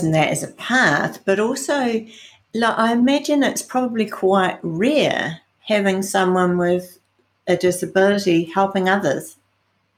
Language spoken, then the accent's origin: English; New Zealand; I'm from New Zealand, so that's the other side of the world.